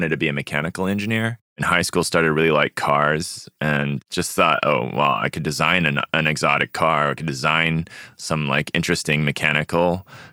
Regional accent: Austin, Texas, United States; growing up in Texas or growing up around the Asian community in Austin

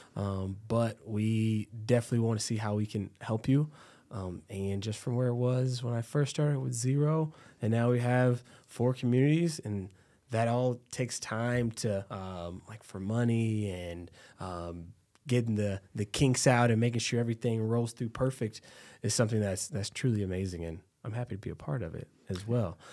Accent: Texas, United States; now in Cedar Rapids, United States; I'm from Texas

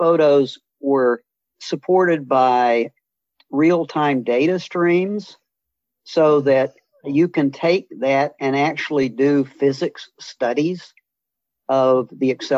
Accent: Missouri, United States; born or raised there; moved away as an adult; also born or lived in Atlanta, Georgia

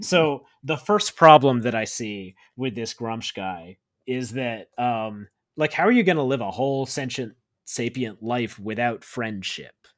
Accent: United States; growing up in America

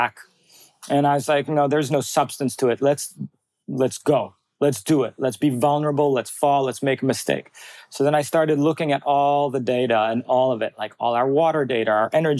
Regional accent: Bali, Indonesia; my whole growing up in Bali was nature-based

